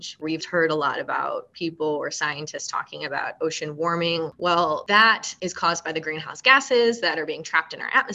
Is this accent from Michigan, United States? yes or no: yes; Michigan, United States; moved away; I'm actually from Michigan. I grew up in Michigan